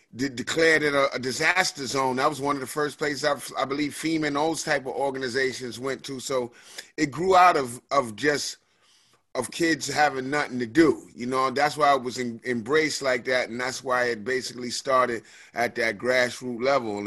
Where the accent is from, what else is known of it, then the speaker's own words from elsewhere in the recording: New York City, New York, United States; also born or lived in New Rochelle; I grew up, you know, um, between the Bronx and New Rochelle, which is a suburb of the Bronx.